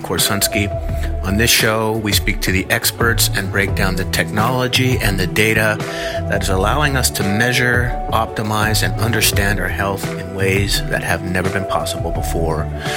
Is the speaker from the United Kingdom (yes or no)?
no; Winnipeg, Manitoba, Canada; I'm from Winnipeg, Canada